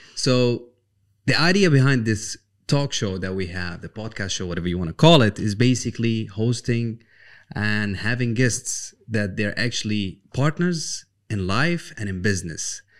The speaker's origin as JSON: {"language": "English", "country": "Jordan", "also_born_or_lived": "Palestine", "moved": "yes", "said": "I come from Palestine slash Jordan"}